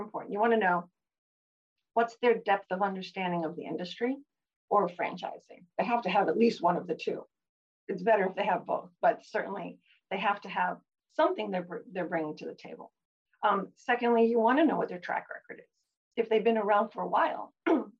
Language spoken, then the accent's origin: English; Massachusetts, United States; moved away as an adult; also born or lived in New York / Chicago; now in Cape Cod, United States; I had, you know, grown up in the Massachusetts area